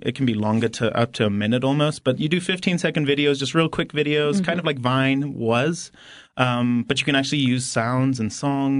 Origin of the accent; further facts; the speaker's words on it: Harare, Zimbabwe; moved away as an adult; now in United States; So I'm from Harare, Zimbabwe, actually. Grew up, was born and raised there.